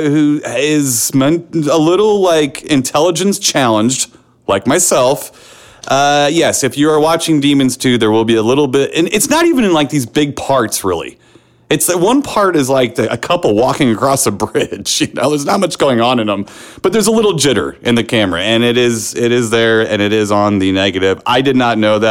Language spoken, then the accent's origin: English; St. Louis, Missouri, United States; in my hometown of St. Louis